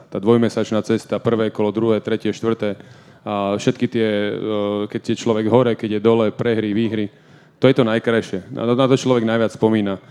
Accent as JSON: {"language": "Slovak", "town": "Banská Bystrica", "region": "Banská Bystrica Region", "country": "Slovakia", "tie": "born or raised there", "moved": "as an adult", "said": "to bolo doma v Banskej Bystrici. Uh, ja som vždy túžil dohrať svoju kariéru doma, uh, ako keby niečo vrátiť klubu, ktorý mi dal strašne veľa, keďže som tam vyrastal"}